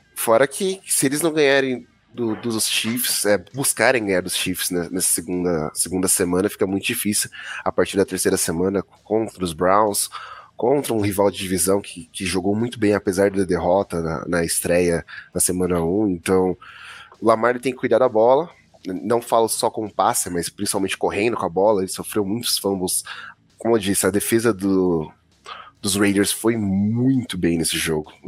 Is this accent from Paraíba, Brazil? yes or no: no; Itaquaquecetuba, São Paulo, Brazil; aqui na minha terra, minha longínqua Itacoaxetuba tá muito quente